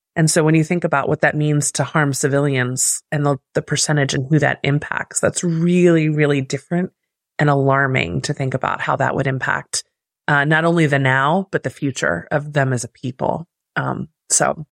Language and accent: English; United States; me as American